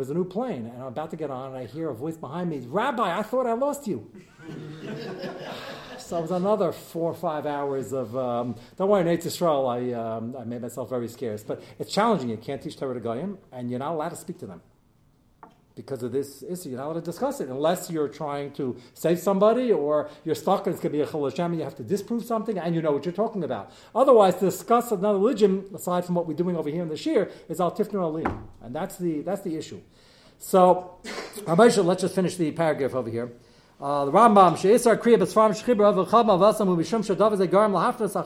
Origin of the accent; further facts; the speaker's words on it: New York, United States; I'm New York